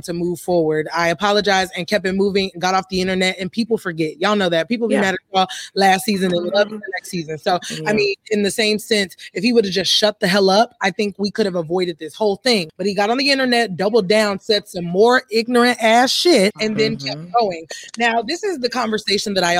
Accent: Deep South, United States; I'm from the Deep South

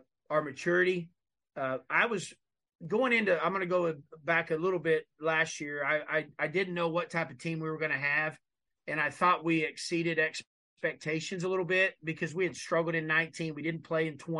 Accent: Eastern Oklahoma, United States; moved away; we're both from Oklahoma

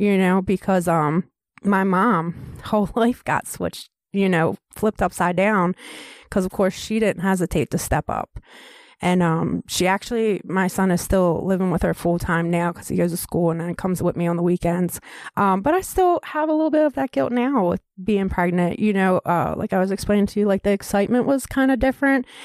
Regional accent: Baltimore, Maryland, United States; moved away as an adult; also born or lived in Tennessee / Cecil County, Maryland; that's my hometown

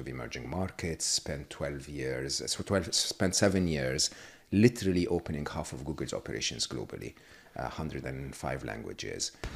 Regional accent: Egypt; born or raised there; moved away

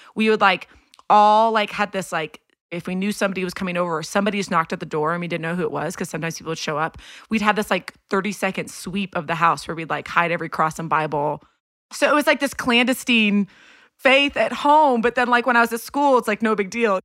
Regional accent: Houston, Texas, United States; I was born raised in Houston, Texas

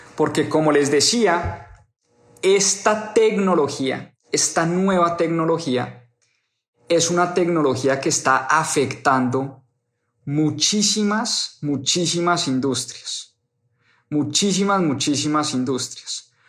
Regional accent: Colombia; moved away; para las personas que están en mi país

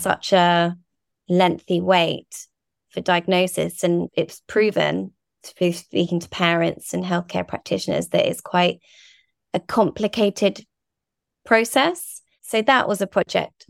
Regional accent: Guernsey; moved away; also born or lived in Brighton; we're from Guernsey and the Channel Islands, a really beautiful island

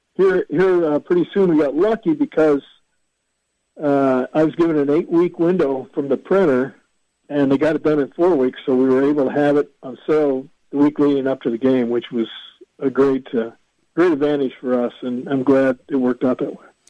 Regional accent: Fort Dodge, Iowa, United States; Fort Dodge, my hometown

